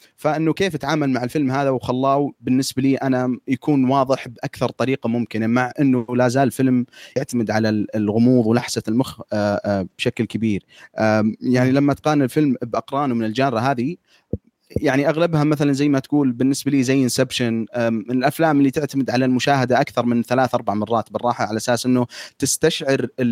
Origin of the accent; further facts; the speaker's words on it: Saudi Arabia; احنا في الكتابه كسعوديين